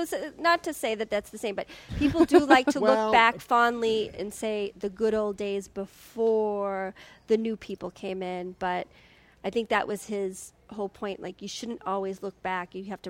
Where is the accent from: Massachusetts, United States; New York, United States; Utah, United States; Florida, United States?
Massachusetts, United States; Boston; as a generation of growing up in the 80s, there was still that you would get, where are you from? South Boston, you would get, like, you must be a racist. Even though I'm not a racist.